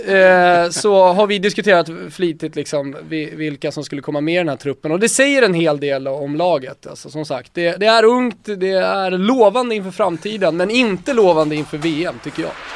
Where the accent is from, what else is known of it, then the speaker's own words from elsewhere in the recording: Botkyrka, Stockholm County, Sweden; also born or lived in Salem; Jag är uppvuxen i Botkyrka och i Salem